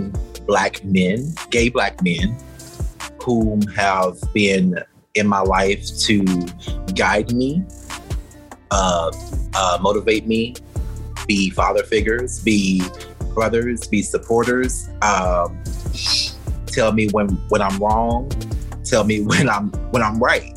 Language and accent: English; near Jasper, East Texas, United States; moved away as an adult; I'm from East Texas, a small country town. You've heard of Jasper, Texas?